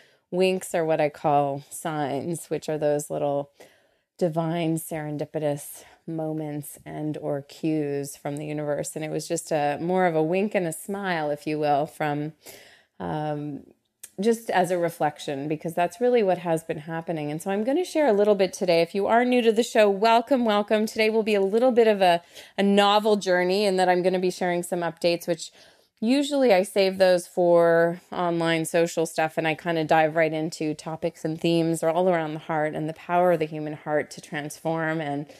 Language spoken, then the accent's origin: English; Canada; And I am Canadian, so whenever I say about, that's there it is. Although my Canadian friends and fam definitely feel I sound a little more Americana.